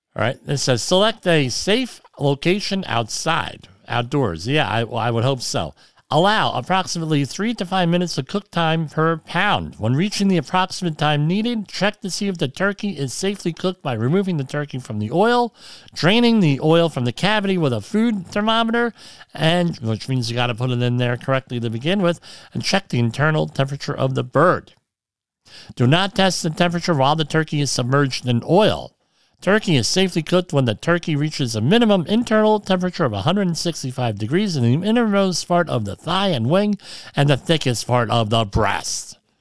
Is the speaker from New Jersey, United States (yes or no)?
yes; New Jersey, United States; now in Rockland County, New York, United States; I'm from New Jersey